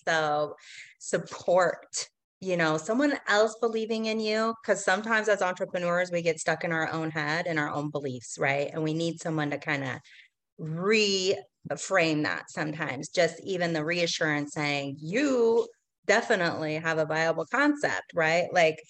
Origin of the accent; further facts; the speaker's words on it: Portland, Oregon, United States; you know, I'm kind of from Portland too.